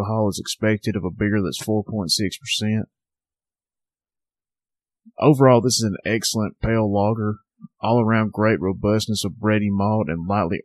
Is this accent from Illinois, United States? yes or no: no; Northwest Alabama, United States; Southern Package, my hometown craft beer shop.